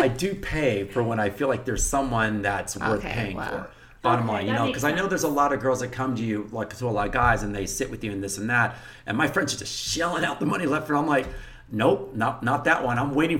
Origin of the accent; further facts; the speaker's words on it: Texas, United States; I'm from Texas, you know, and being from Texas